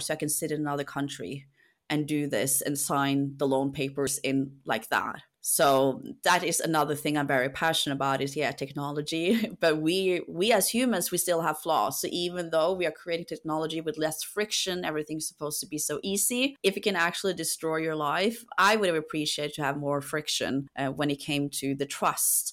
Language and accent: English; Norway; now in London, United Kingdom; I come from a country where we trust a lot. I come from Norway.